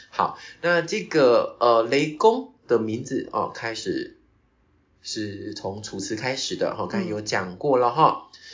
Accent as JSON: {"language": "Chinese", "region": "Tainan", "country": "Taiwan", "also_born_or_lived": "Kaohsiung / Australia", "first_language": "Taiwanese Hokkien", "said": "因为我的老家在台南，嗯。台南归园那边，那归园我们每次回高雄就会经过官庙"}